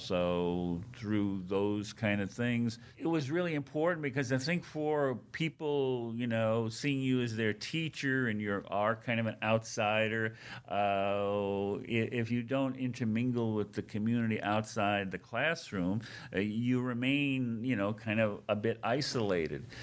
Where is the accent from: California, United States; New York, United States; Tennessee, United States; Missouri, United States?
New York, United States; Seaford; moved away as an adult; also born or lived in Queens, New York; now in South Dakota, United States; then my family moved out about thirty miles outside of New York City in Nassau County into what was then a small town called Seaford near Jones Beach, and that's where I ultimately grew up and graduated from high school